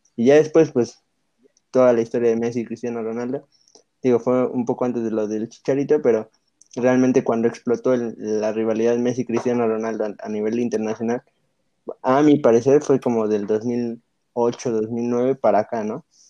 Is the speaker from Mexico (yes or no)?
yes; Mexico; nosotros como selección mexicana